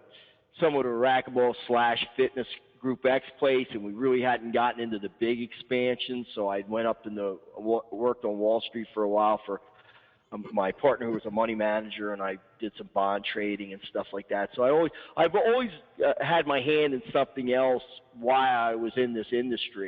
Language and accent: English; Horsham, Pennsylvania, United States; worked for a club in my hometown for a couple, 3 years for a guy that in Horsham, Pennsylvania